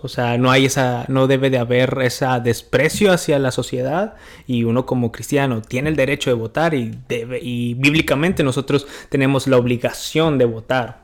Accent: Mexico; now in United States; mi México lindo y querido

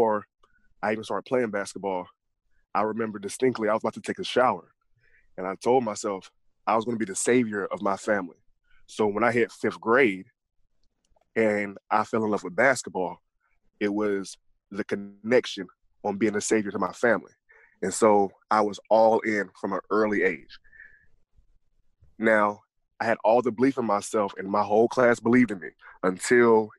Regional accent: Gainesville, Georgia, United States; I'm from Gainesville, Georgia. I was raised by my grandmother

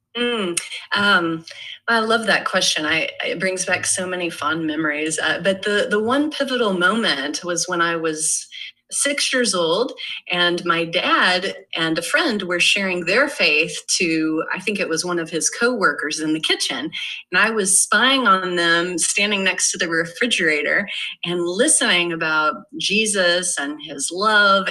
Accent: Irving, Texas, United States; grew up in Irving, Texas

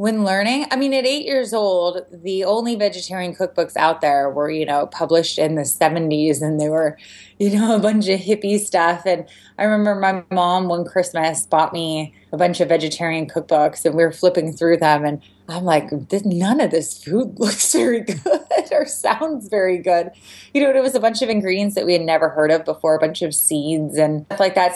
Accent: San Diego, California, United States; when I was eight years old, growing up in San Diego

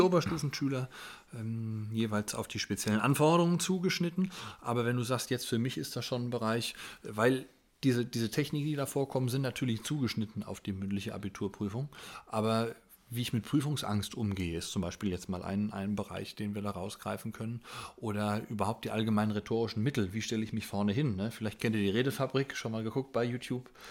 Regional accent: Germany; bei uns in Deutschland

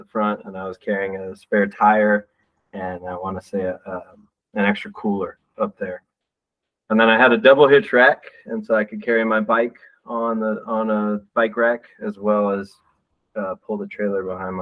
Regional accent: Texas, United States; also born or lived in Michigan; now in Denver, United States; I'm from Texas, so I didn't know anything about the North before I moved up there

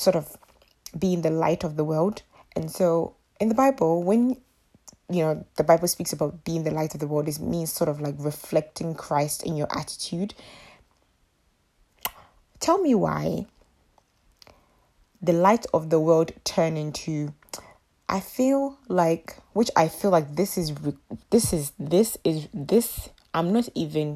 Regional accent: Ghana; my mother is in Ghana, so I am from Ghana

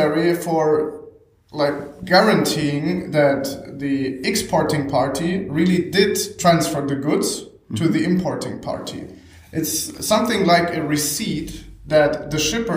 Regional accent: Hamburg, Germany; also born or lived in Bremen / Oldenburg; I am from Hamburg

